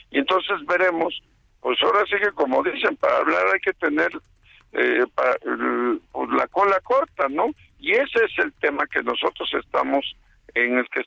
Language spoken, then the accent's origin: Spanish; Veracruz, Mexico; como somos los veracruzanos